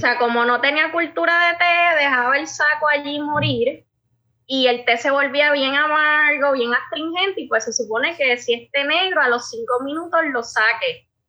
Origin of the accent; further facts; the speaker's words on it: southwest Puerto Rico, Puerto Rico; also born or lived in Paris, France; yo soy una boricua